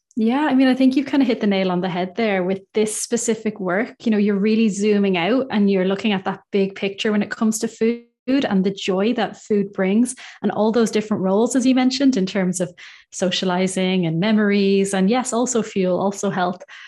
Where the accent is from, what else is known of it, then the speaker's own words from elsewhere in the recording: Ireland; now in United Kingdom; I'm from Ireland. I'm based in the U K